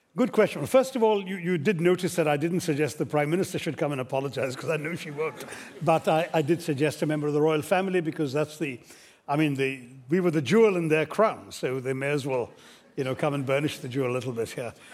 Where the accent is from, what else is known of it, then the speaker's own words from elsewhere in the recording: India; as an Indian policymaker